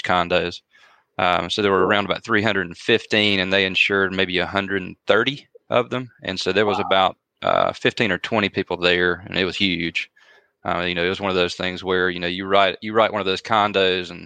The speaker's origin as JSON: {"language": "English", "town": "Carrollton", "region": "Georgia", "country": "United States", "said": "I'm from Carrollton. So I wanted to come back home"}